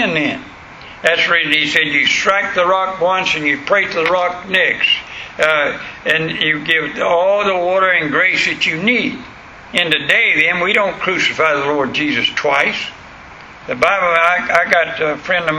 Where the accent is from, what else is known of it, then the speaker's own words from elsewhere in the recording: United States; I'm American